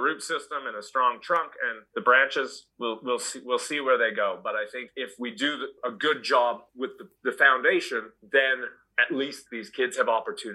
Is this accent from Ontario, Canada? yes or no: no; Halifax, Nova Scotia, Canada; now in Australia; I grew up in Nova Scotia, in a city called Halifax in Canada